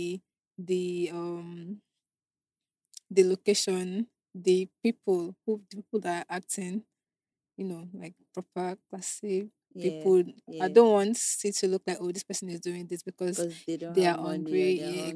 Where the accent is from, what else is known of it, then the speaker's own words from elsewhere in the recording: Nigeria; moved away; I'm away from Nigeria for now